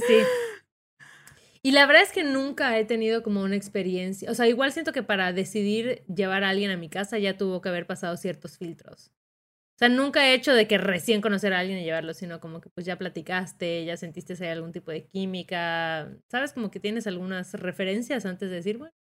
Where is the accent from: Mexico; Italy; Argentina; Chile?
Mexico; Yucatán; accent: Yucatecan; salió mi acento más yucateco que nunca